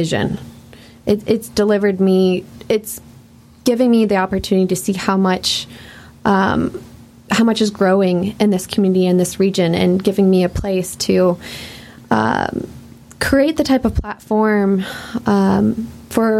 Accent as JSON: {"language": "English", "town": "Chicago", "region": "Illinois", "country": "United States", "moved": "as an adult", "lives_now": "Alton, United States", "said": "I'm from Chicago, from the area around Chicago"}